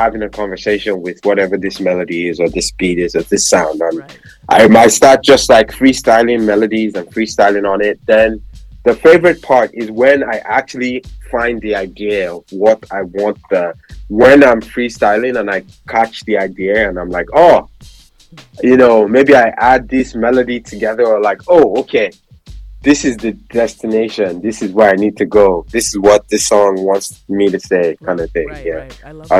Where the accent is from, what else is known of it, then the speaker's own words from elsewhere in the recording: Nigeria; just that memorabilia of like, being Nigerian. And like, you know, at that point, I was so proud to be Nigerian.